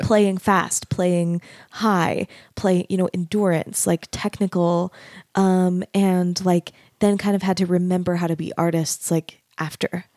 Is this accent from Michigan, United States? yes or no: no; Arizona, United States; moved away as an adult; also born or lived in Dallas, Texas; now in Utah, United States; I grew up in Arizona And I went to school in Dallas